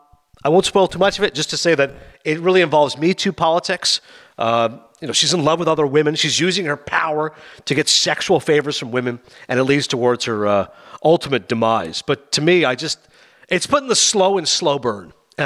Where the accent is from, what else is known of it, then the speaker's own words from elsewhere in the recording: Canada; maybe I don't know anything just because I'm Canadian